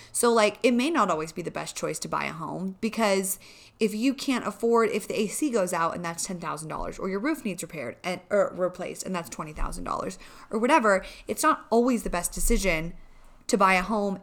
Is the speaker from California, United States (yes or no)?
yes; California, United States; moved away as an adult; now in Colorado Springs, United States; we're from California